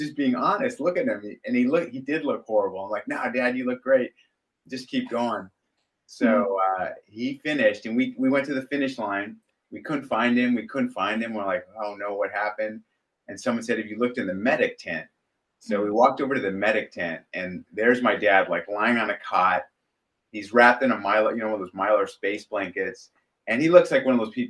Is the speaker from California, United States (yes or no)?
yes; Southern California, United States; We grew up in Southern California